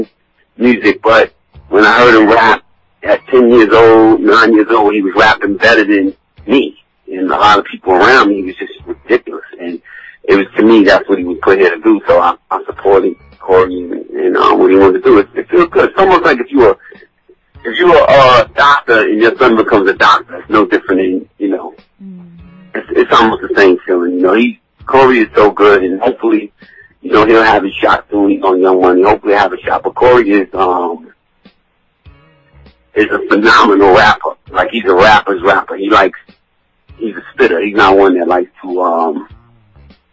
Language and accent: English; New York City, New York, United States; I'm old, so I come from the Bronx